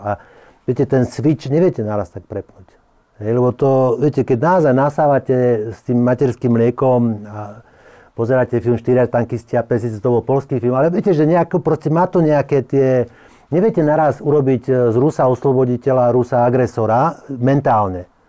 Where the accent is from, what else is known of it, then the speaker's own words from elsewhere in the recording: Slovakia; keď som Slovak